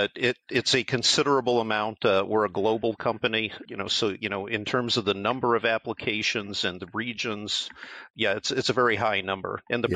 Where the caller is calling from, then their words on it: Cleveland, Ohio, United States; We're here in Cleveland, Ohio.